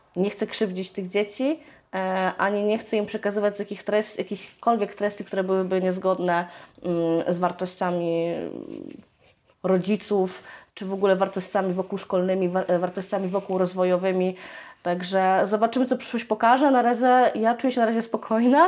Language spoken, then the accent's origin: Polish; Lublin, Lublin Voivodeship, Poland; u nas w Lublinie